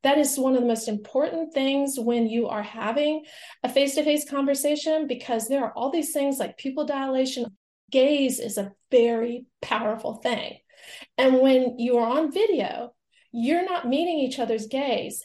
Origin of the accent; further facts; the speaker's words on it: the American South, United States; I'm from the American South